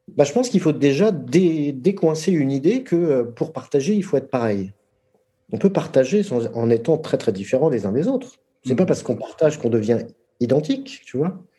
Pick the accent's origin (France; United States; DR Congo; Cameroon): France; je suis français parce que je suis né en France